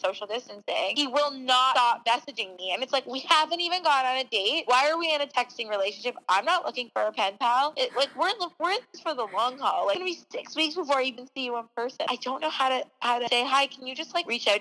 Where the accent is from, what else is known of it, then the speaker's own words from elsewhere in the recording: Toronto, Ontario, Canada; now in Los Angeles, United States; that's where I grew up